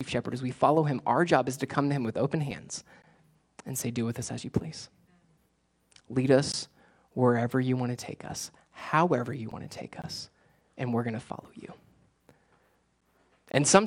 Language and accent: English; South Florida, United States; moved away; I grew up in South Florida